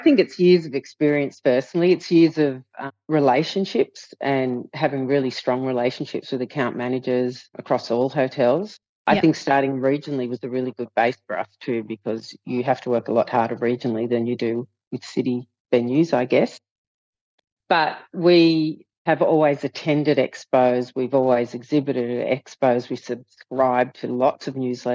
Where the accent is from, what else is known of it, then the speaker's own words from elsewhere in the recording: Southern Highlands, New South Wales, Australia; I'm from the Southern Highlands